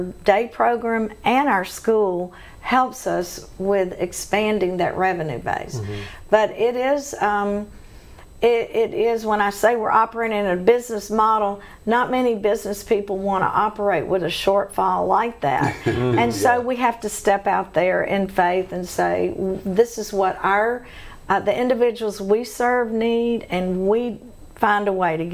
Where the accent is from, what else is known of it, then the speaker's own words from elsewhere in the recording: Shreveport, Louisiana, United States; growing up in Shreveport